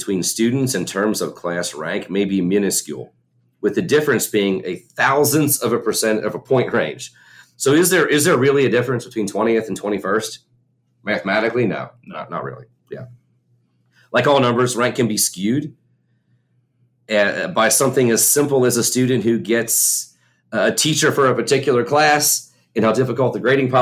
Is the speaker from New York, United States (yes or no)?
no; Kentucky, United States; We're from Kentucky